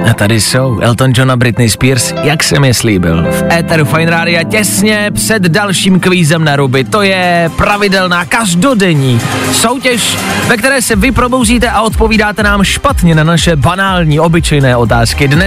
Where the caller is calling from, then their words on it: Velvary, Central Bohemian Region, Czechia; Hele, já jsem z Velvar.